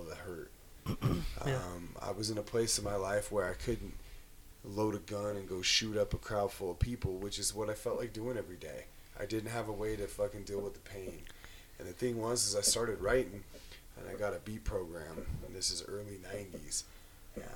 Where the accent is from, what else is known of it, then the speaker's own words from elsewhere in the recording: Idaho, United States; we lived in Idaho